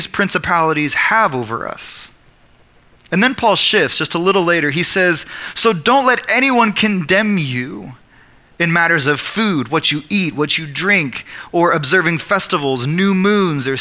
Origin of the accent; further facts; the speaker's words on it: Oklahoma, United States; I'm also an Oklahoman, and I'm also an American